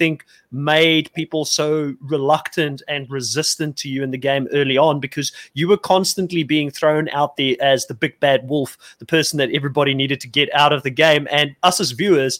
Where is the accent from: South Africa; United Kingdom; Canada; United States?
South Africa; me as a South African